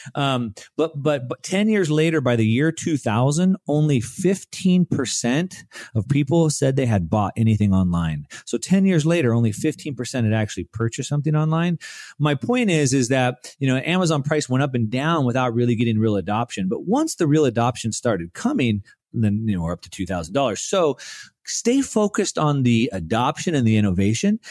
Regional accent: United States; we grew up in the United States

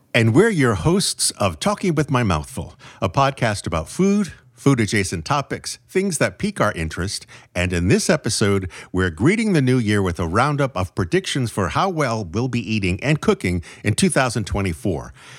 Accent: New England, United States; growing up in New England

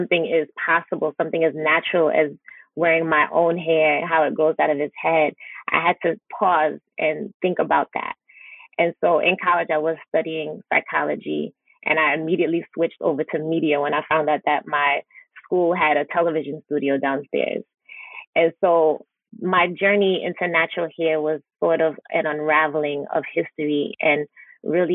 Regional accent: New York City, New York, United States; I was born and raised in Brooklyn, New York as well, to Haitian parents. And so I grew up in Flatbush, Brooklyn

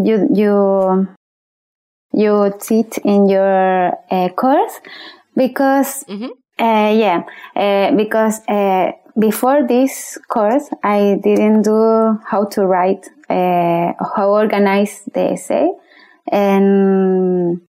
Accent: Chile; English is a second language; moved away as an adult; now in Gold Coast, Australia; I'm from Chile, but I live in Australia, in Gold Coast, for about 1 year.

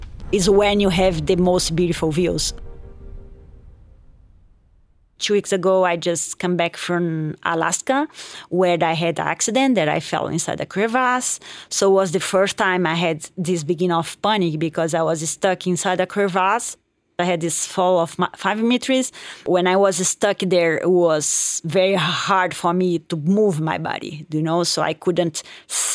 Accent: Belo Horizonte, Minas Gerais, Brazil; English is a second language; also born or lived in United States; now in Chamonix, France; I'm from Brazil, Belo Horizonte city, and I'm based in Chamonix in France

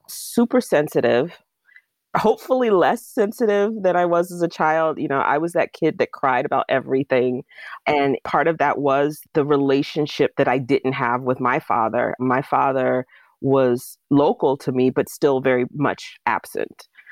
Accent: Jacksonville, Florida, United States; moved away as an adult; now in Pittsburgh, United States; my hometown in Jacksonville, Florida

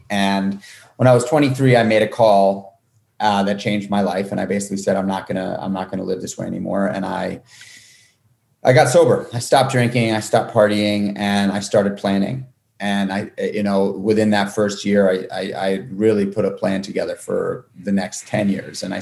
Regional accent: New York City, New York, United States; I got my first job in a restaurant when I was 12, going on 13 in New York City. I grew up in Manhattan

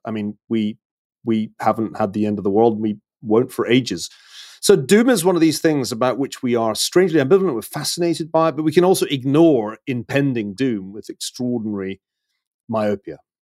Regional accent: Glasgow, Scotland, United Kingdom; I'm from Glasgow

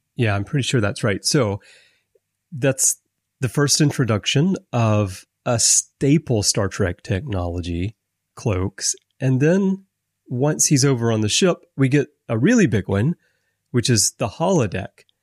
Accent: Alabama, United States; I grew up in Alabama

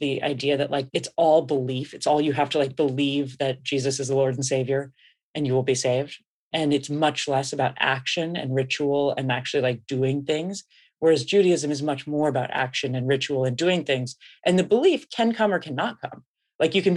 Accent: San Francisco, California, United States; I grew up in San Francisco

